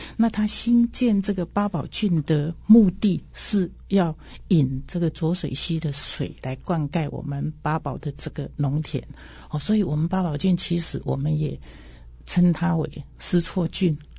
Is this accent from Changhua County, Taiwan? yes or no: yes; Xizhou, Changhua County, Taiwan; 其实我是一九五七年，就是四十六年生的哈。那我是，我是在那个彰化县的西周乡，当时我小时候，我阿公的年代，我们家是开那个碾米工厂，啊，也是政府指定的这个公粮委托仓库